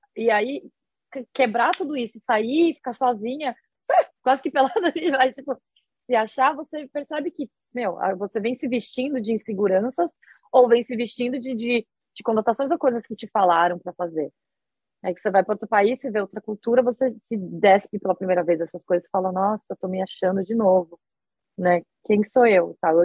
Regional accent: Brazil; moved away as an adult; also born or lived in Osaka, Japan; now in Japan; eu sou brasileira

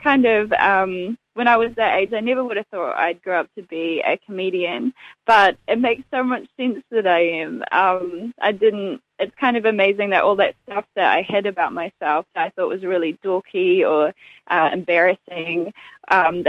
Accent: Dunedin, Otago, New Zealand; now in Auckland, New Zealand; Dunedin is so very much my hometown. And even though I live in Auckland now, I'm Dunedin. I'll always be from Dunedin.

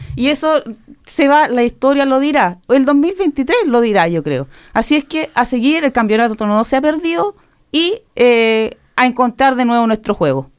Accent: Chile; now in New Zealand; soy chilena

